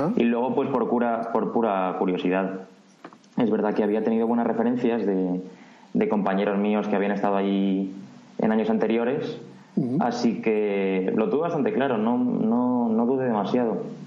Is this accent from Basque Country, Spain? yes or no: no; Madrid, Community of Madrid, Spain